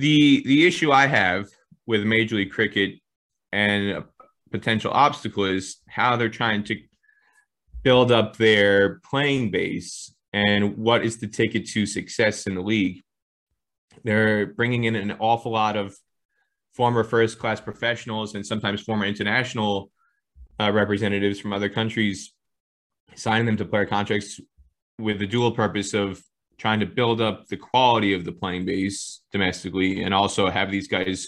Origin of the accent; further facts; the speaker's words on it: United States; as somebody who grew up, born and raised in America